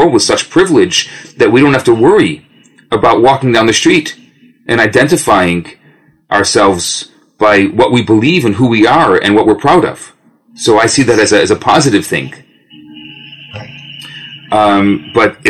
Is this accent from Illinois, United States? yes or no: yes; Skokie, Illinois, United States; now in Montreal, Canada; I grew up in Chicago. I grew up in the western suburbs of Chicago, Skokie, Des Plaines.